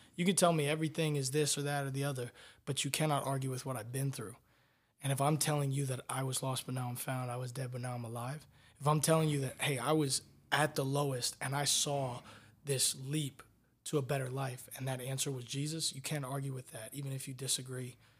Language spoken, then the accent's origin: English; Tampa, Florida, United States; I'm from Tampa, Florida